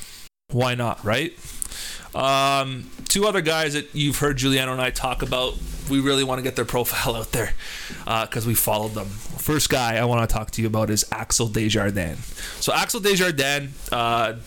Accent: Toronto, Ontario, Canada; we are Canadians from Toronto

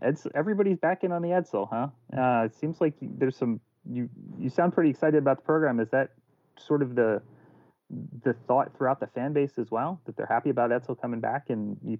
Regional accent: Philadelphia, Pennsylvania, United States; I'm from Philadelphia.

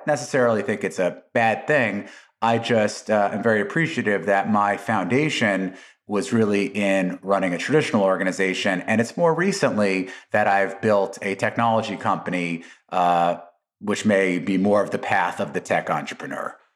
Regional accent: Las Vegas, Nevada, United States; also born or lived in New York City, United States / Atlantic City, New Jersey, United States; we, as a family, uh, moved to Las Vegas in nineteen eighty-three

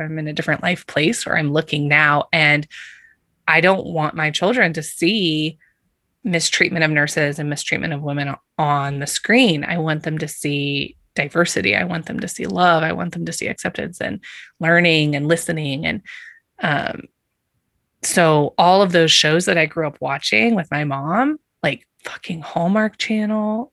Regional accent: Kansas, United States; I grew up in Kansas

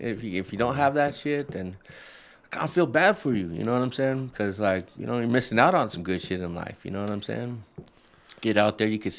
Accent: Denver, Colorado, United States; I'm like, I'm from Denver.

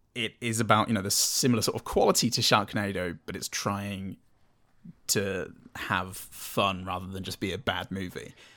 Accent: United Kingdom; I'm British

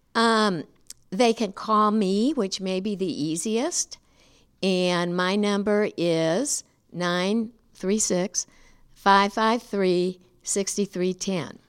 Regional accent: St. Louis, Missouri, United States; moved away as an adult; now in Nacogdoches, United States; Originally from Saint Louis

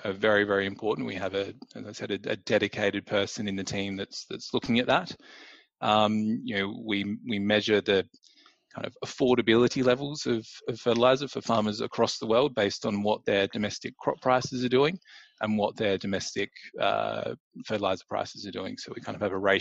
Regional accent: Australia; moved away as an adult; now in London, United Kingdom; I'm originally from Australia, from down in Meningi, the Mighty Bears

